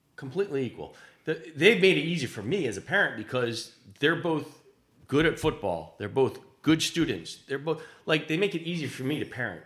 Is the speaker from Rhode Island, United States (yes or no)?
yes; Smithfield, Rhode Island, United States; when I grew up in Smithfield